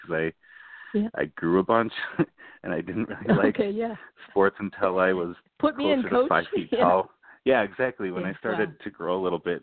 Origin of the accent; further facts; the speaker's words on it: Cottage Grove, Minnesota, United States; I grew up in Cottage Grove.